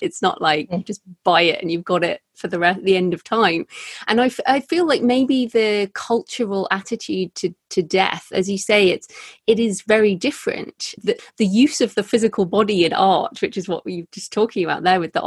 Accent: England, United Kingdom; my culture as an English person

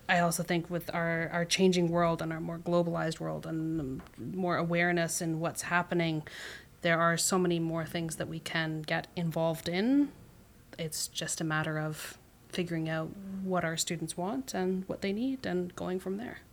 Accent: Canada; we as, as Canadian or Canadian individuals who have grown up here

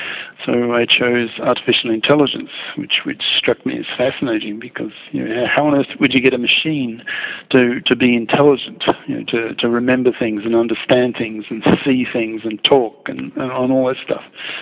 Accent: Australia; also born or lived in England / Netherlands / Belgium / Japan; now in China; I grew up in Australia and then England, Holland, Belgium, Japan, America, and China.

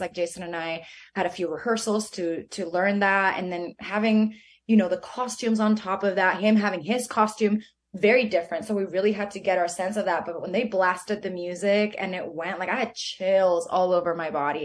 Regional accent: Venezuela; moved away; where I grew up in Venezuela

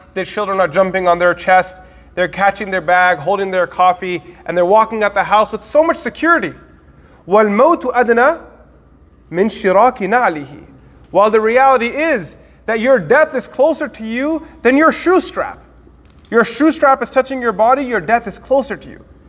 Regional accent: United States; from America

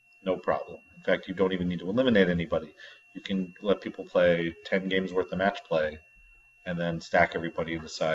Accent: New England, United States; I'm from New England

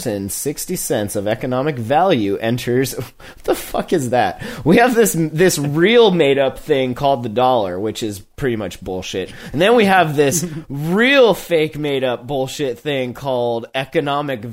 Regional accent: Montana, United States; I'm from Montana

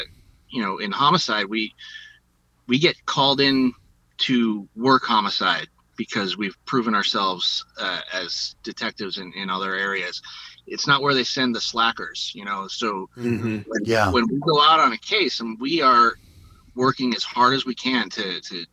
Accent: Rhode Island, United States; now in Los Angeles, United States; I grew up in Rhode Island

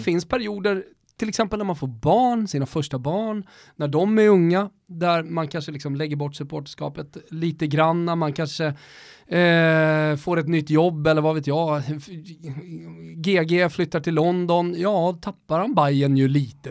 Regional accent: Rönninge, Stockholm County, Sweden; also born or lived in Florence / Lund

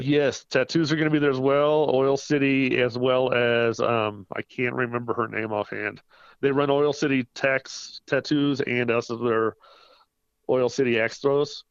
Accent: Salina, Kansas, United States; now in Colorado Springs, United States; my hometown of Salina, Kansas

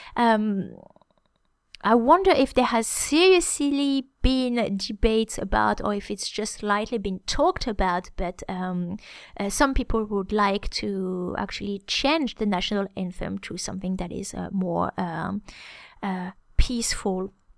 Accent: France

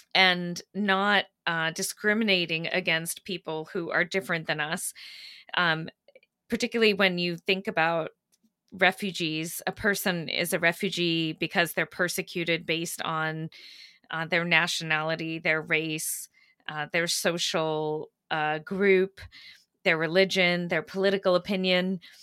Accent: Maine, United States; also born or lived in Kenya; I grew up in Maine, uh, which is where my mother comes from

